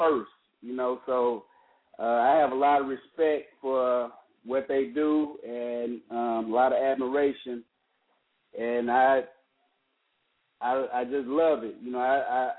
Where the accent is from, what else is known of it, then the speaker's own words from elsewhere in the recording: East St. Louis, Illinois, United States; growing up in East St. Louis, you know, that's a rough area